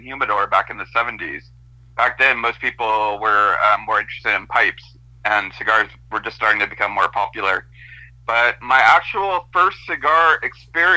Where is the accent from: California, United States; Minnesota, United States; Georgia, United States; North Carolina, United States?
California, United States; Monterey; also born or lived in Stockton, California; I ended up living with my dad and his new wife, who had a daughter, and I also had a brother who's 4 years older than me. And we were living in Monterey.